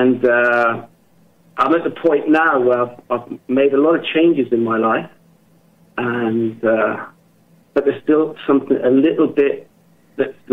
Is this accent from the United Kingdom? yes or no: yes; England, United Kingdom; now in Germany; I'm from England, but I live and work in Germany